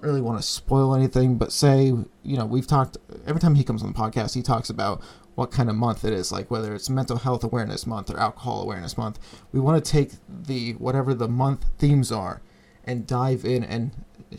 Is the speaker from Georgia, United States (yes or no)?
no; Berwick, Pennsylvania, United States; Berwick, my hometown